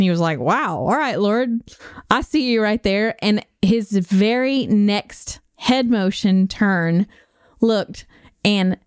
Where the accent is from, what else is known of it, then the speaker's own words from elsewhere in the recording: Nashville, Tennessee, United States; Nashville, Tennessee